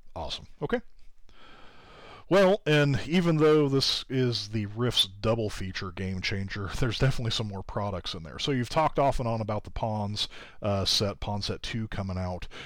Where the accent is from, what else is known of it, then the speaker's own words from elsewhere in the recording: Kansas, United States; my home state is Kansas.